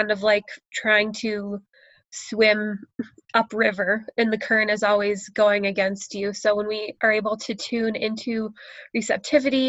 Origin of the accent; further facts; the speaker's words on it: United States; moved away as an adult; now in Canada; I'm American, and my husband is Canadian